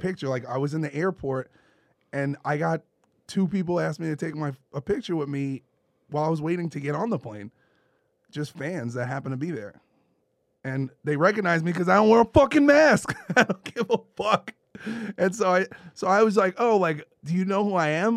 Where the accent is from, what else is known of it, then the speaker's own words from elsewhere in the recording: New York City, New York, United States; I'm from Brooklyn